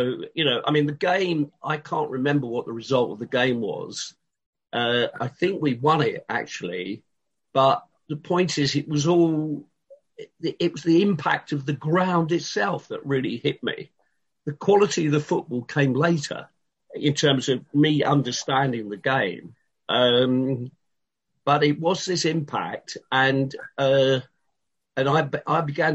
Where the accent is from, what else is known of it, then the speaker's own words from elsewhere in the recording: Portslade, South East England, United Kingdom; I grew up in Port Slade